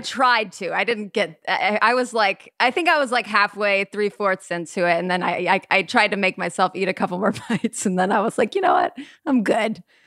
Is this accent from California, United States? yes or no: yes; Burbank, California, United States; I was born and raised in Burbank, California.